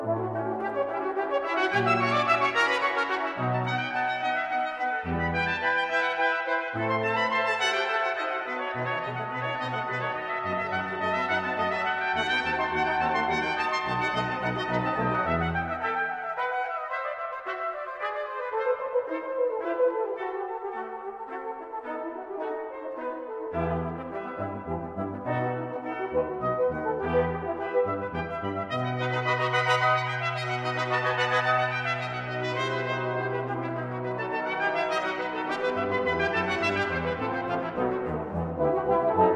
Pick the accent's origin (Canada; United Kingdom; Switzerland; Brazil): United Kingdom; Campbeltown, Scotland; now in United States; spending a wonderful New Year with friends and family in my hometown of Campbelltown